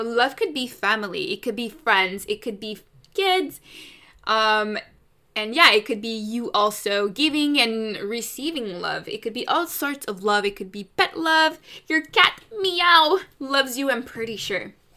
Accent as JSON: {"language": "English", "country": "Canada", "said": "I'm Canadian"}